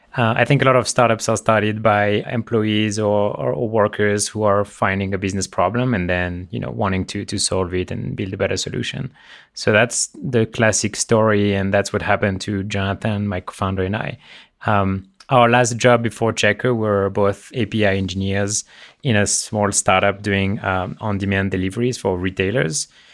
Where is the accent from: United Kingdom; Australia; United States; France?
France; Le Mans, Pays de la Loire; moved away; Born and raised in France